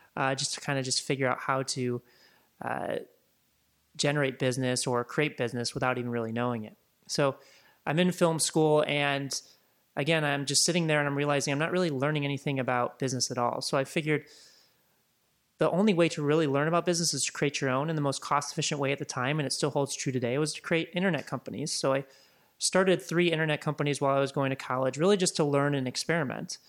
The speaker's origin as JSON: {"language": "English", "town": "Chicago", "region": "Illinois", "country": "United States", "tie": "born or raised there", "also_born_or_lived": "Laguna", "moved": "as an adult", "lives_now": "Los Angeles, United States", "said": "I grew up in Chicago, and grew up there until I was about twenty-two, twenty-three, and, and moved out to Los Angeles in two thousand five"}